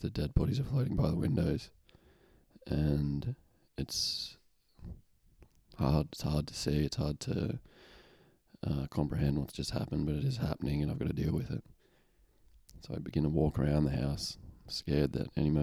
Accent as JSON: {"language": "English", "town": "Lithgow", "region": "New South Wales", "country": "Australia", "tie": "born or raised there", "said": "I'm in Lithgow, I'm in my hometown"}